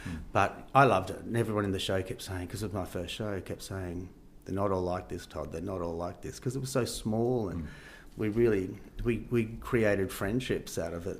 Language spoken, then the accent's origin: English; Perth, Western Australia, Australia; because we're from Perth and you know, no one really knew Perth. People weren't really doing much over East, as we used to call it.